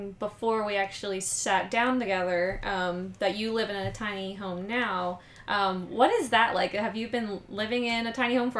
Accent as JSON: {"language": "English", "region": "New Jersey", "country": "United States", "moved": "yes", "lives_now": "Las Vegas, United States", "said": "I'm from New Jersey."}